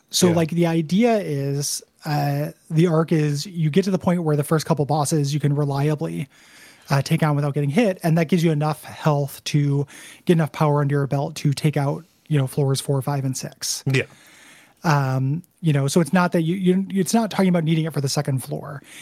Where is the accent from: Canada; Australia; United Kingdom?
United Kingdom; I grew up in Britain in the 90s and thought at the time that I just didn't like music